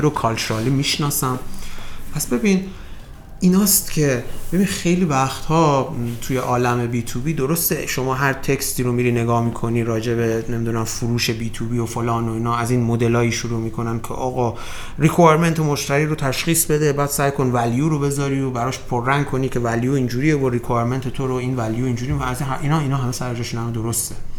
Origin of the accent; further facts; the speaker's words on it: Iran; من به عنوان یک ایرانی